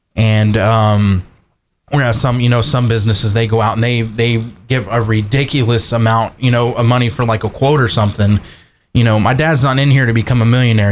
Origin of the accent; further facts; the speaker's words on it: Kerrville, Texas, United States; moved away as an adult; also born or lived in Iowa; growing up in Kerrville, born and raised, both of us